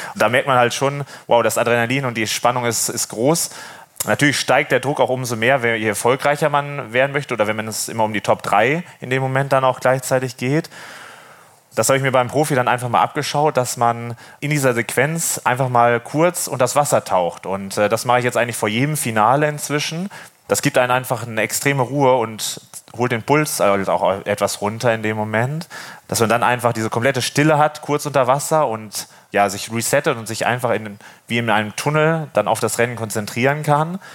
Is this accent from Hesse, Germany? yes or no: no; Wesel, North Rhine-Westphalia, Germany; moved away as an adult; now in Norderney, Germany; Ursprünglich komme ich ja vom Niederrhein aus Wesel